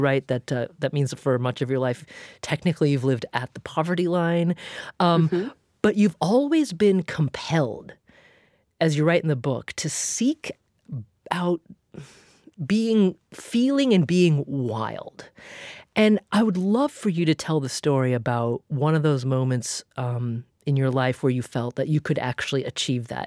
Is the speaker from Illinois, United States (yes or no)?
no; Oregon, United States; now in Massachusetts, United States; I grew up in in Oregon and played in the woods like every day of my life